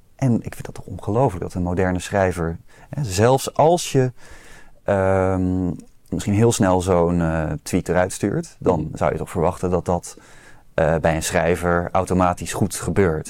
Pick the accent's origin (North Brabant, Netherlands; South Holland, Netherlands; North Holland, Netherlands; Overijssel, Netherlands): South Holland, Netherlands; Rotterdam; ik als Rotterdammer moet zeggen dat ik natuurlijk uit een arbeidersmilieu kom